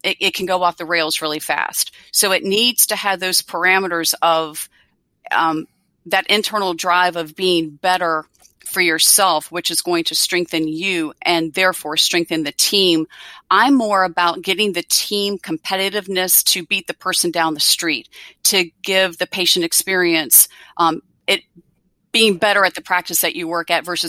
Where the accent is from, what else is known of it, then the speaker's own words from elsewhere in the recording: Virginia, United States; I'm from Virginia and I'm in big ACC country here